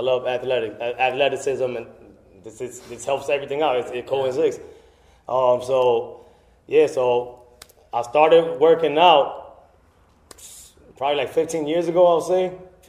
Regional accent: Paterson, New Jersey, United States; now in Belleville, United States; But I grew up in Patterson. Been there. I actually just moved out of Patterson 3 years ago. I moved to Belleville.

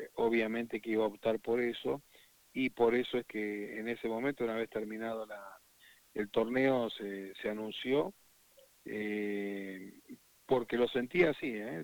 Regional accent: Argentina; un ciudadano orgulloso de ser argentino

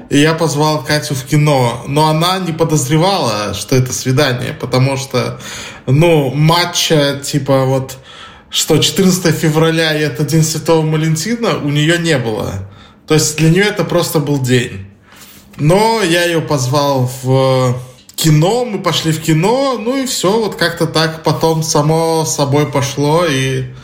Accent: Belarus; now in Warsaw, Poland; Да, мы из Беларуси.

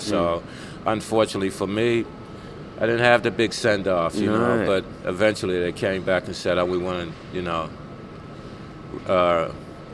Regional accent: Baltimore, Maryland, United States; moved away as an adult; also born or lived in New Jersey / Brisbane, Australia; now in Australia; I was born in New Jersey, and from all reports, I think my mom and them said we hopped a train, they got on the train with us and moved down to Baltimore to my grandmother's house

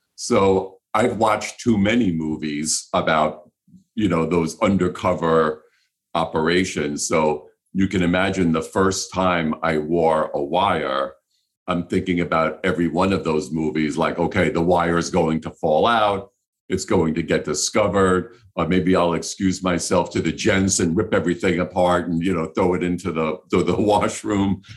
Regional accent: New York City, New York, United States; I grew up in New York City

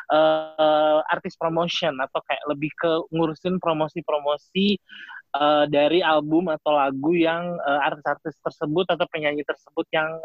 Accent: Jakarta, Indonesia; kita kan kita kan dari Jakarta jadi dipanggilnya sis gitu

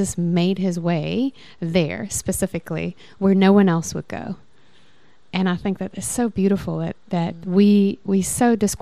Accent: South Africa; moved away as an adult; also born or lived in United States / London; now in Cape Town, South Africa; I'm a white Afrikaans South African

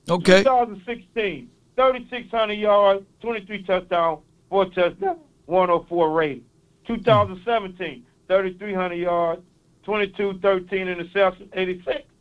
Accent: East St. Louis, Illinois, United States; I'm from East St. Louis. I got a little accent.

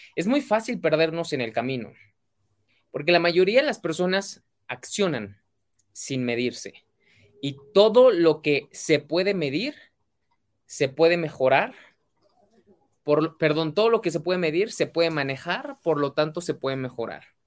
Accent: Mexico; mexicano, emprendedor y empresario

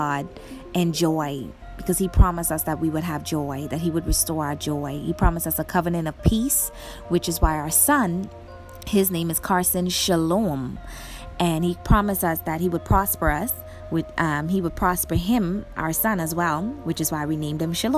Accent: Bahamas; I'm from the Bahamas

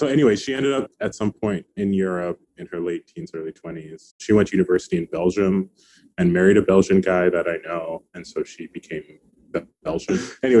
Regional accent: Niamey, Niger; born there; So I was born in Niger in West Africa, for people who don't know. I was born in Niamey, the capital, and I was adopted.

